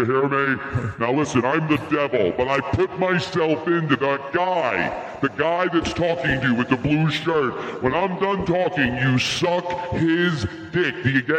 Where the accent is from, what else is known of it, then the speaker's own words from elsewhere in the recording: Rancho Cucamonga, California, United States; I grew up in Rancho Cucamonga, motherfucker.